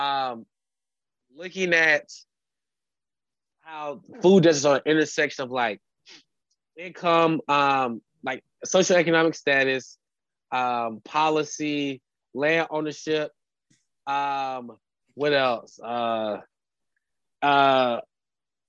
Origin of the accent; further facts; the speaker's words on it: Durham, North Carolina, United States; I grew up actually in Durham, North Carolina